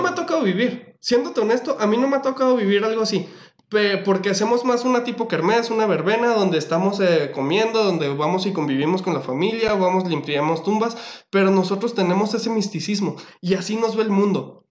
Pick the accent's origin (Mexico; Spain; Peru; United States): Mexico; qué bonito es ser mexicano